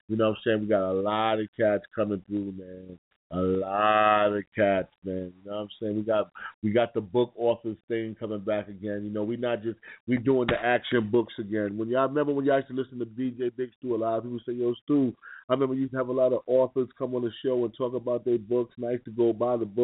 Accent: New York City, New York, United States; I'm from New York City, Harlem.

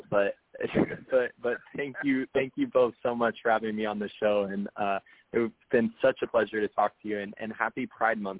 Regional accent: Oklahoma City, Oklahoma, United States; I'm from Oklahoma City

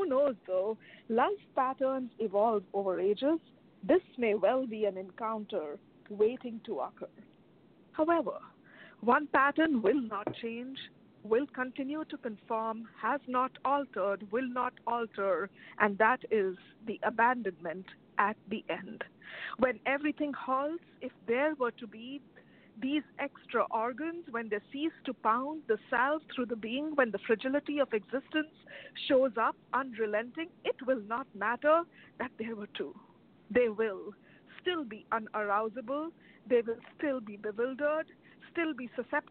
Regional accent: India; now in Chicago, United States; I am originally from India

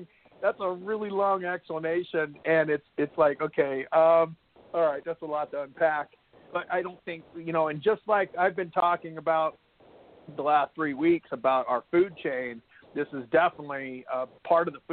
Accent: Moses Lake, Washington, United States; born and raised in Moses Lake

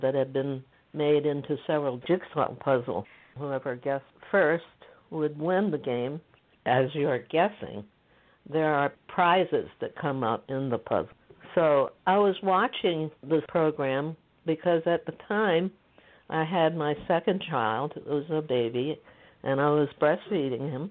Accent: United States; also born or lived in Beijing, China; having grown up in this country as an Asian

